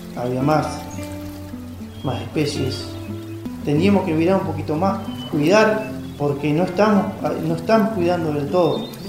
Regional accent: Río Unión, Lago La Plata / Lago Fontana area, Chubut, Argentina; nací en Reunión, zona del lago La Plata Fontana, en el año 1966

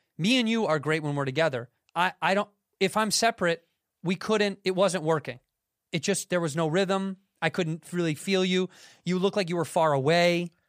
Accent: Chicago, Illinois, United States; I'm from Chicago, Illinois, and I'm on the road right now doing stand-up.

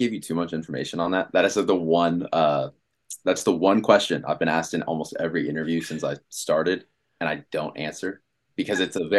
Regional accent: Washington, District of Columbia, United States; moved away as an adult; now in Los Angeles, United States; No, I'm from Washington, D.C.

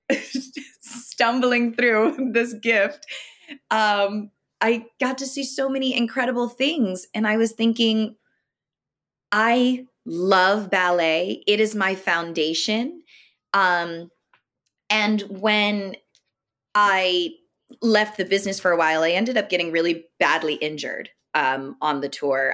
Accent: Elmira, New York, United States; I'm originally from upstate New York, so a little city called Elmira

